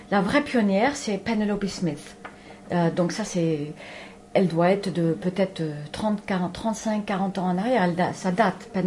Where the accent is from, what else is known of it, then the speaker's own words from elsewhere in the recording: Paris, Île-de-France, France; also born or lived in Los Angeles / Spain; Donc je suis née à Los Angeles et j'étais élevée ici, entre Paris et, l'Espagne.